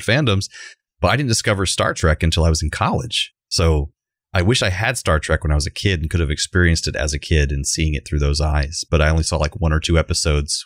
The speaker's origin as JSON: {"language": "English", "region": "Central Florida", "country": "United States", "tie": "born or raised there"}